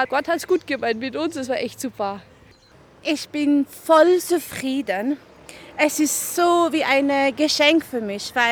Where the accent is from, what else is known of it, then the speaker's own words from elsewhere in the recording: Iran; German is a second language; now in Austria; Es ist wunderschön hier, es ist wunderbar und ich komme aus dem Persien und hier Leben ist so einfach. Ich danke auch von Österreich.